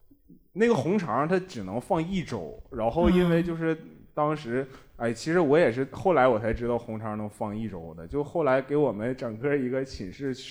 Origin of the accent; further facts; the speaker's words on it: Harbin, Heilongjiang, China; 我是一个哈尔滨人嘛，这关键也没有、也没有什么哈尔滨的可以送的东西了。